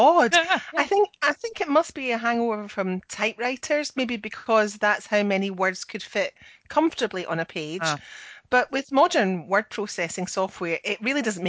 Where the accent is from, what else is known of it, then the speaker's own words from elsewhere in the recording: Scotland, United Kingdom; I'm the Scottish one